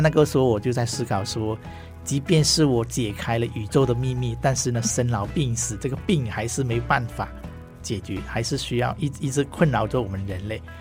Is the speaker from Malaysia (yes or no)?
yes; Ipoh, Perak, Malaysia; first language Hakka; Chinese is a second language; now in Taiwan; 我是马来西亚人哈，那我小学的时候就是，呃，学中文的学校